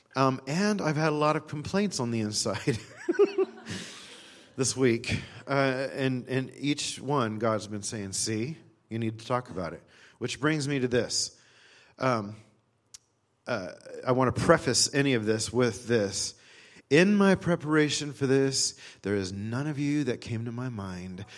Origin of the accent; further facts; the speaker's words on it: California, United States; also born or lived in Texas; I was from California